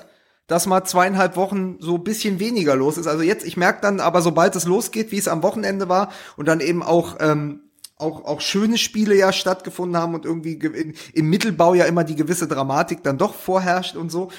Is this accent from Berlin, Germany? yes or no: yes; Berlin, Germany; ich auch als Berliner